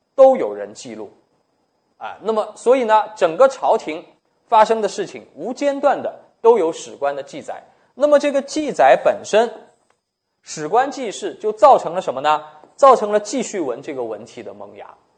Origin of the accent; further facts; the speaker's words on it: China; 我们是中国人